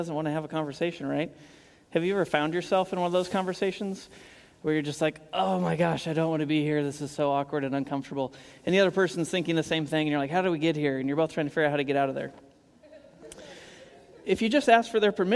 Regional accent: Kansas, United States; moved away as an adult; now in Portland, United States; I grew up in Kansas

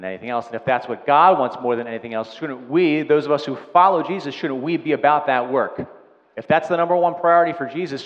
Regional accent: Delaware County, Pennsylvania, United States; We're all from Delco

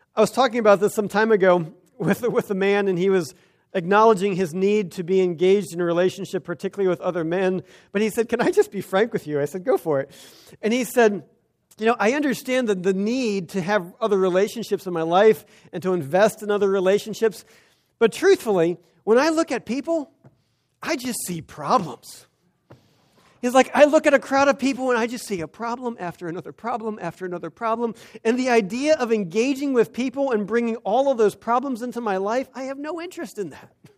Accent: United States; We as Americans, as American Christians

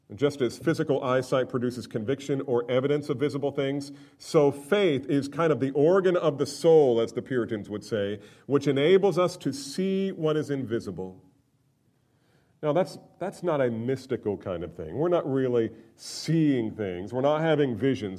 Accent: Northeast, United States; I grew up in the Northeast

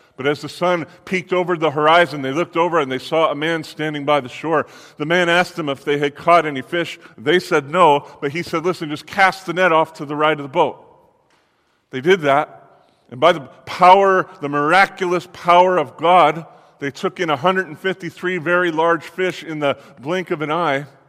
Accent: Los Angeles, California, United States; I'm from Los Angeles

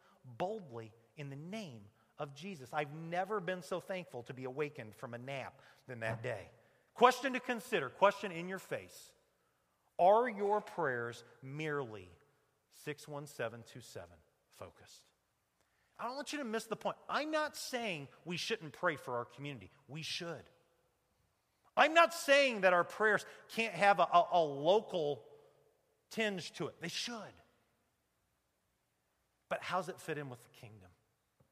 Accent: United States; the American preacher

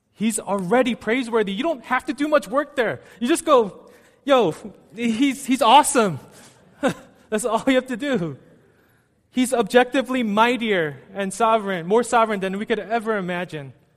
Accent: United States; also born or lived in New York City; I was born and raised in the States

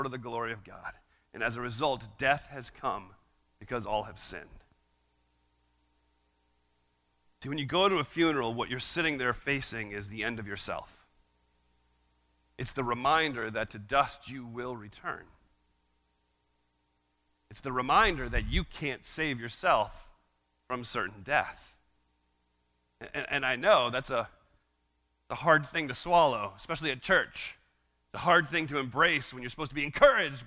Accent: United States; as an American

